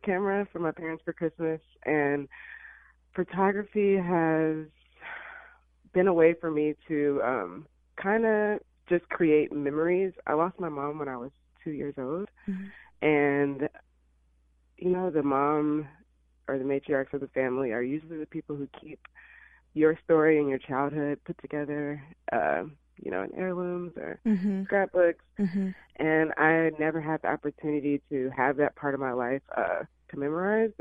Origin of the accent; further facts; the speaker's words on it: Illinois, United States; moved away as an adult; also born or lived in Alabama; now in Los Angeles, United States; I was raised in Illinois.